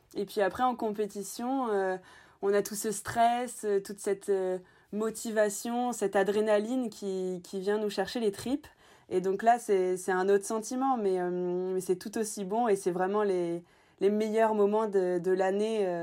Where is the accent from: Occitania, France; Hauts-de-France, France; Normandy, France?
Normandy, France; je suis originaire de Normandie